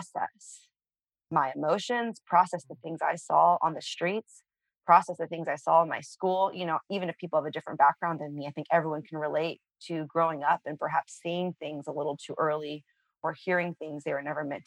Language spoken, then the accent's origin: English; San Francisco, California, United States; I grew up on the streets of San Francisco.